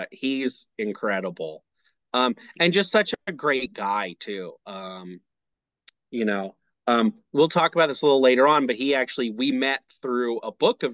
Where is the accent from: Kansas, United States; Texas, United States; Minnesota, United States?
Kansas, United States; moved away as an adult; also born or lived in Arkansas; now in Tulsa, United States; growing up in Kansas, you could go see them in Wichita